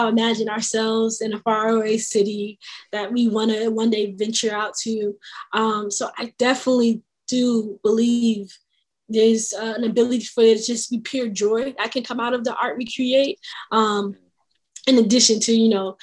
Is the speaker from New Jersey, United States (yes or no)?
yes; North New Jersey, United States; Growing up in North New Jersey